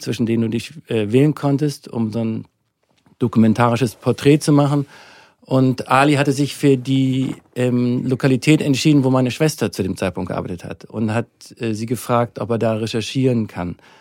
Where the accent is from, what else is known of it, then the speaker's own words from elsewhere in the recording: Hamburg, Germany; moved away as an adult; now in Munich, Germany; Also ich komme ursprünglich aus Hamburg, bin da geboren, aufgewachsen. Bis ich 25 war, war ich in Hamburg.